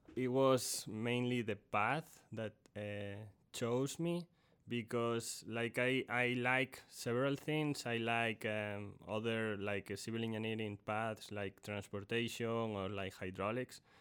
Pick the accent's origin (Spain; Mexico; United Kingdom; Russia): Spain; A Coruña, Galicia; moved away as an adult; also born or lived in Purdue University, Indiana, United States; now in Texas, United States; I went to college in, in my home country, in Spain, in, in a city called La Coruña